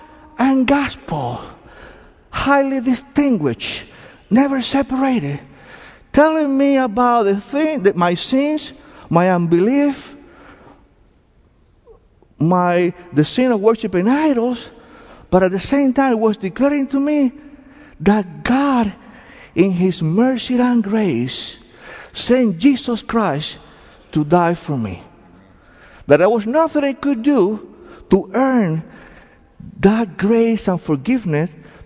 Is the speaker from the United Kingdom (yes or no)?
no; Cuba; accent: heavy accents; English is a second language; now in United States; I came from Cuba back in 1980.